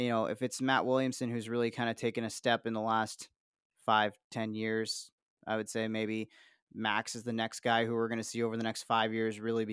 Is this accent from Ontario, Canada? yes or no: yes; Niagara Falls, Ontario, Canada; I grew up near Dorchester Road in Niagara Falls